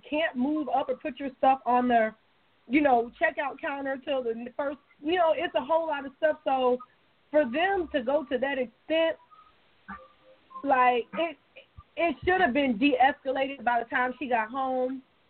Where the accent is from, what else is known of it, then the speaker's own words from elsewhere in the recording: Detroit, Michigan, United States; With the issue in Flint, Michigan, you know, I'm from Detroit. I lived up in Detroit for like 6-7 years.